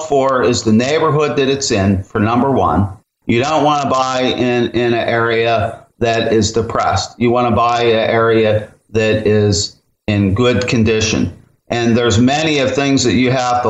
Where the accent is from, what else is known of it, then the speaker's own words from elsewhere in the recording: Pennsylvania, United States; moved away; where I grew up in Pennsylvania